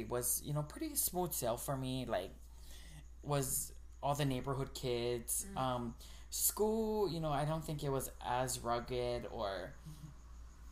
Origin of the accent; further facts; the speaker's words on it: Nanakuli, Hawaii, United States; also born or lived in Kalihi, Honolulu; growing up in Nanakuli was a little bit different. We came from Kalihi